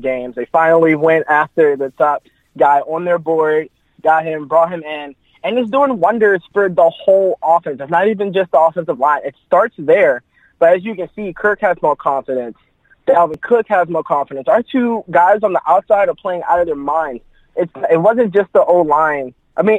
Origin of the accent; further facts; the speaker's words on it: North Carolina, United States; moved away as an adult; now in Maryland, United States; I'm from North Carolina, but as of right now, I'm in Maryland going to college